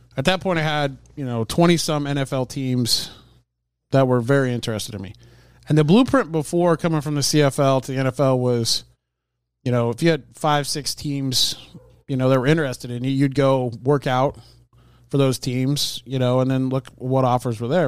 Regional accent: Hastings, Nebraska, United States; I grew up around Hastings College on Saturday afternoons at the football games

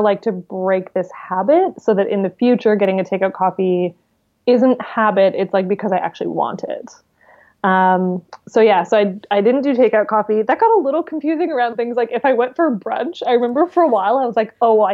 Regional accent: British Columbia, Canada; being from British Columbia, it's just incredibly beautiful

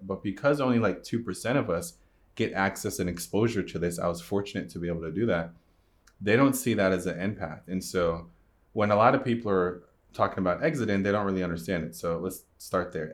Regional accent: Jamaica; I'm Jamaican

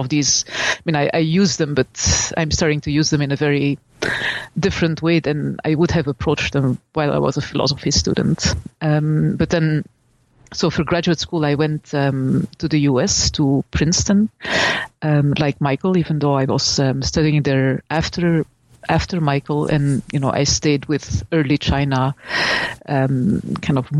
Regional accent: Belgium; moved away; I'm from Belgium, and I studied at the University of Leuven

